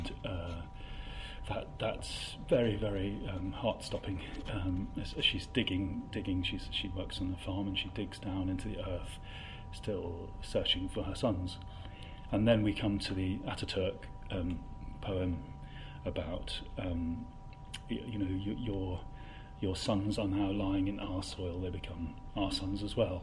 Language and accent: English; Coventry, West Midlands, United Kingdom; moved away; also born or lived in Oxford; I come from Coventry